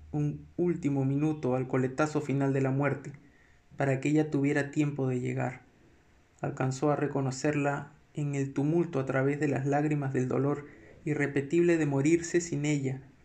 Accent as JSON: {"language": "Spanish", "region": "Lima", "country": "Peru", "said": "no soy un, un limeño clásico"}